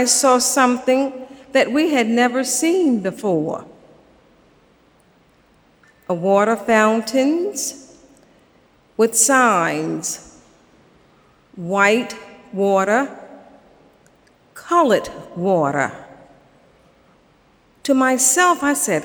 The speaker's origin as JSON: {"language": "English", "town": "Savannah", "region": "Georgia", "country": "United States", "tie": "born or raised there", "said": "I grew up in Savannah, Georgia"}